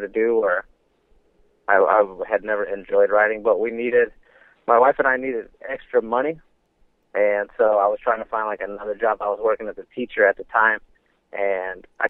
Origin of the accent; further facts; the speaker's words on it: San Antonio, Texas, United States; now in Houston, United States; I'm from San Antonio